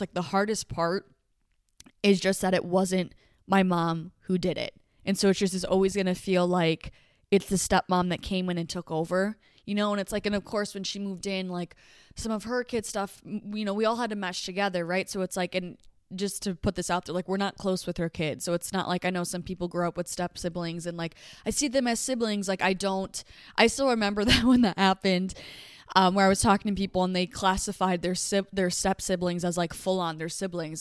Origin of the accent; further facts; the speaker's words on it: upstate New York, United States; moved away as an adult; now in Utah, United States; So I am home in upstate New York. Um, this is where I grew up